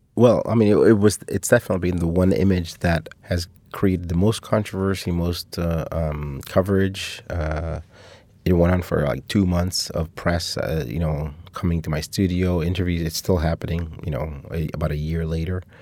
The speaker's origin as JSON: {"language": "English", "country": "Cuba", "tie": "born or raised there", "moved": "yes"}